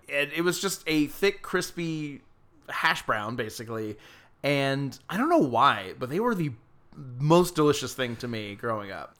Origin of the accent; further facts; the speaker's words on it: Georgia, United States; my hometown in Georgia